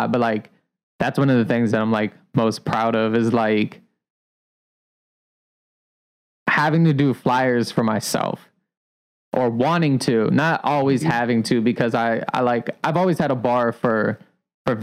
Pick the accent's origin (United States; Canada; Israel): United States; Columbia, Maryland; now in Baltimore, United States; I'm from Columbia, Maryland.